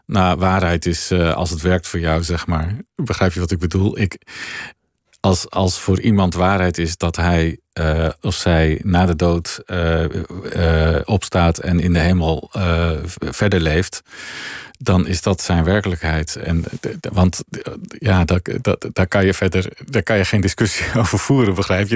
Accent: Veluwe, Gelderland, Netherlands; wij woonden in mijn jonge jaren op de Veluwe

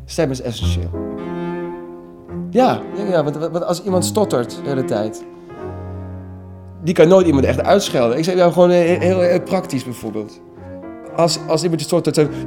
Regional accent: Kerkrade, Limburg, Netherlands; now in Amsterdam, Netherlands; Ik kom uit Kerkro. Dat betekent, ik kom uit Kerkrade. Als je een Limburger op televisie hoorde, dan kreeg je bijna zo van plaatsvervangende schaamte.

